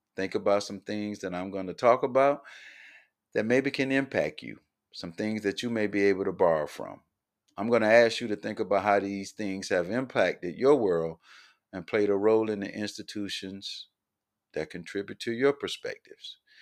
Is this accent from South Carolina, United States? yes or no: yes; Columbia, South Carolina, United States; Born and raised in Columbia, South Carolina